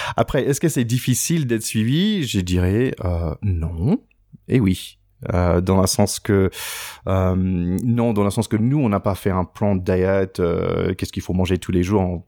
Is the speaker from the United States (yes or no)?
yes; United States; en tant qu'Américain